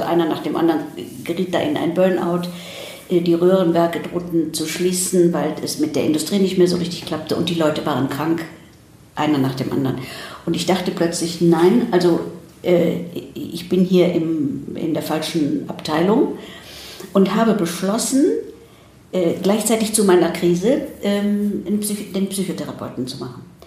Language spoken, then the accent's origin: German; Ruhr area, North Rhine-Westphalia, Germany; also born or lived in Krefeld / United States; ich bin 1947 geboren in Deutschland und bin dann bei meinem Großvater im Ruhrgebiet aufgewachsen